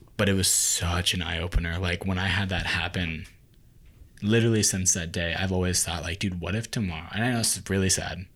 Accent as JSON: {"language": "English", "country": "United States", "tie": "born or raised there", "said": "growing up in America, growing up with an Asian culture"}